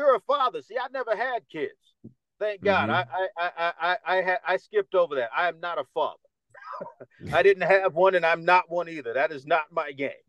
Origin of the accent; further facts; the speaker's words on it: New York City, New York, United States; accent: Dominican; also born or lived in North Carolina / Dominican Republic / Los Angeles; now in Las Vegas, United States; I'm from Harlem